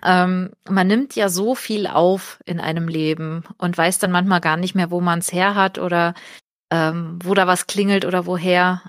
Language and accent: German; Portugal; now in Germany; ich bin in Portugal aufgewachsen